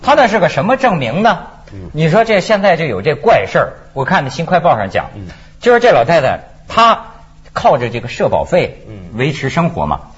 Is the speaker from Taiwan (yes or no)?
no; China; moved away as an adult; now in Hong Kong; 像我们在大陆长大的人